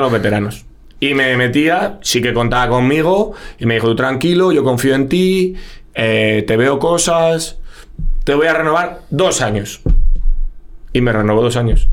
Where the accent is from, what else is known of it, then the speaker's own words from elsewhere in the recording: Madrid, Community of Madrid, Spain; soy un chaval humilde de Vallecas